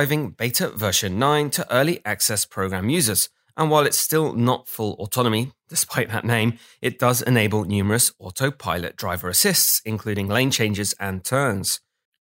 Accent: England, United Kingdom; I'm English

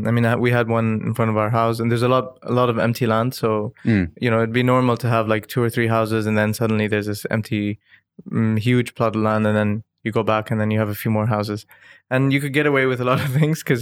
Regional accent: Dubai, United Arab Emirates; And growing up in Dubai aside these different nationalities, speaking Arabic, speaking English, being exposed to different nationalities

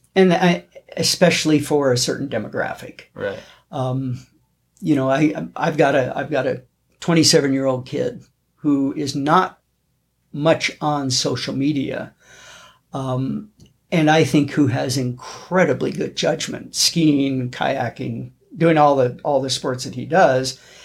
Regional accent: North Idaho, United States; now in Bozeman, United States; I grew up in North Idaho

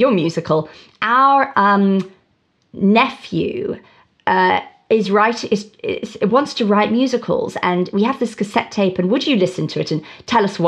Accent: Cape Town, Western Cape, South Africa; moved away as an adult; also born or lived in London, United Kingdom; now in Toronto, Canada; I grew up in Cape Town, which is so temperate.

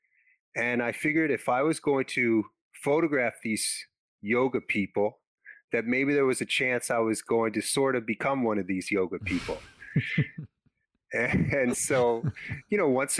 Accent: Los Angeles, California, United States; I grew up in Los Angeles

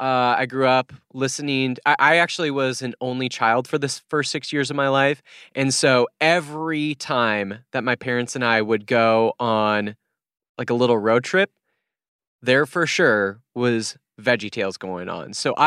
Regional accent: South Dakota, United States; I grew up in South Dakota, so the South Dakota education might be coming upon me

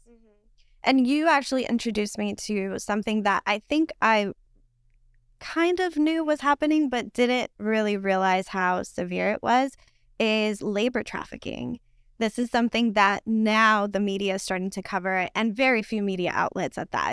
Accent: Puerto Rico; English is a second language; also born or lived in New York; now in United States; although I was born in New York, I was raised in Borinquen, or better known by its colonial name of Puerto Rico.

